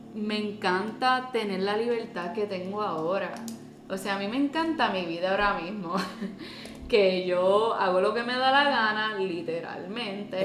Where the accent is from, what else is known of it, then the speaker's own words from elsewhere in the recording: Puerto Rico; yo no soy de Estados Unidos, yo soy de Puerto Rico